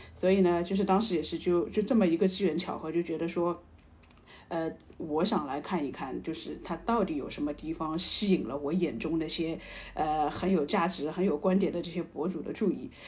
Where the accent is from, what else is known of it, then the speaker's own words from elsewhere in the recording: China; 我作为一个中国人